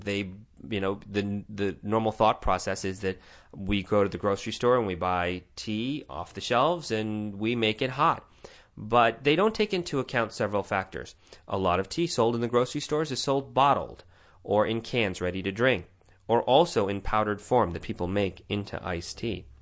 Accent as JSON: {"language": "English", "town": "Tucson", "region": "Arizona", "country": "United States", "tie": "born or raised there", "said": "sitting here in my hometown of Tucson, Arizona"}